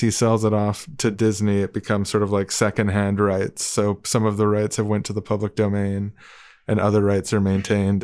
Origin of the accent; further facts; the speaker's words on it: Canada; we're Canadian podcast